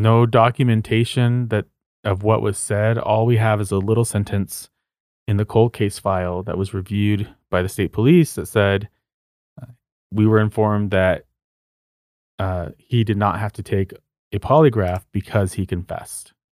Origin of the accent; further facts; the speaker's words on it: Socorro, New Mexico, United States; my hometown is called Socorro, which is about seventy miles north of Truth or Consequences